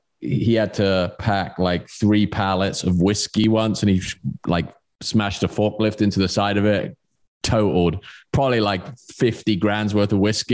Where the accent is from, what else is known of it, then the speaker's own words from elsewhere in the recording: Swindon, South West England, United Kingdom; the distribution center was in the town I grew up in Swindon. So it's like M4 corridor. If you know the layout of the UK, it's like pretty central.